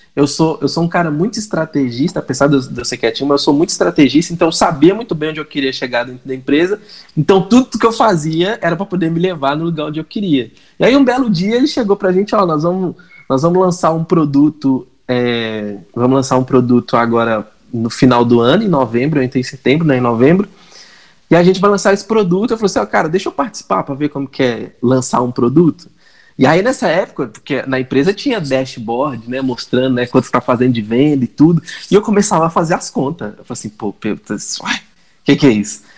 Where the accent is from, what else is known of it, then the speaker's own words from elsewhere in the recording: Minas Gerais, Brazil; accent: mineiro; Eu, como um bom mineirinho, vocês vão, vocês vão perceber pelo sotaque e o encolhimento das palavras